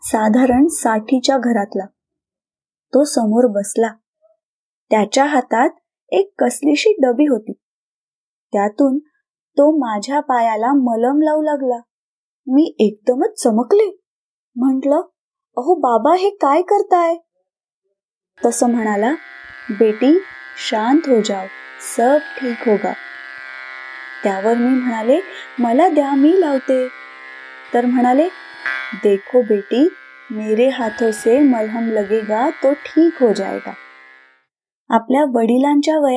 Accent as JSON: {"language": "Marathi", "region": "Maharashtra", "country": "India", "lives_now": "Indore, India", "said": "मी मूळची महाराष्ट्रातील मात्र लग्नानंतर माझं वास्तव्य मध्य प्रदेश इंदोर येथे आहे"}